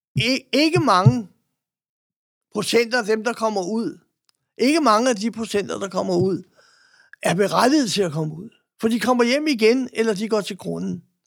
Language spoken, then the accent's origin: Danish; Denmark; jeg boede der, og jeg var dansker